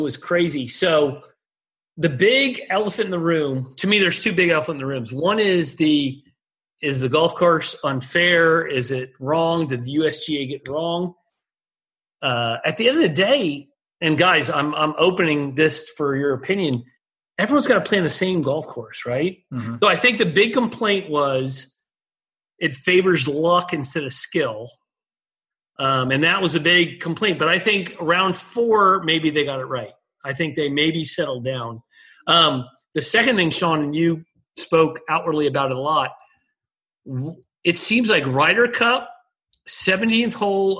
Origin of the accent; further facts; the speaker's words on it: United Kingdom; I'm getting killed out here just because I'm Brit, right?